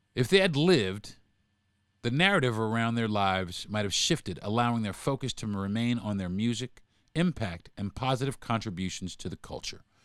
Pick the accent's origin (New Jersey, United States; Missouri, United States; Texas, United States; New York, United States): New York, United States; New York City; I'm from Brooklyn